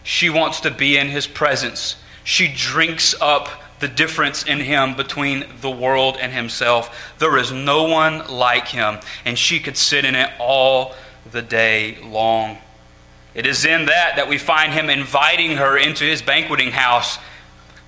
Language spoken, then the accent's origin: English; South Carolina, United States; Growing up in South Carolina